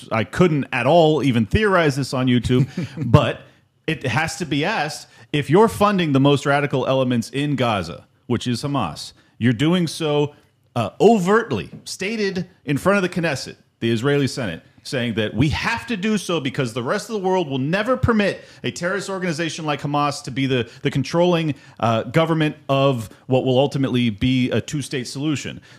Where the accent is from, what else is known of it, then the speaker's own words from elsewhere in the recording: Nigeria; Uh, I'm Nigerian.